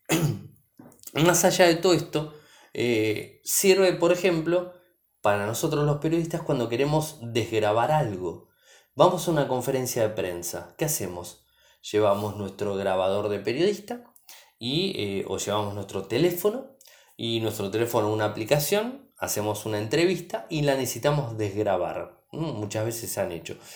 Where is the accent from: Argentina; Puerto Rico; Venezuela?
Argentina; soy de Argentina